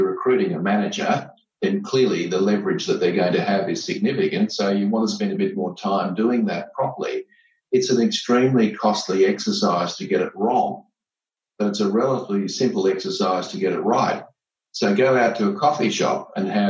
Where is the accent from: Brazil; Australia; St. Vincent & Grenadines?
Australia; Gold Coast, Queensland; I was born and bred on the Gold Coast